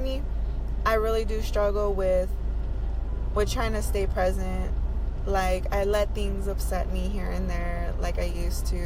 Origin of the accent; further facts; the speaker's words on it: Indiana, United States; now in Las Vegas, United States; I'm from Indiana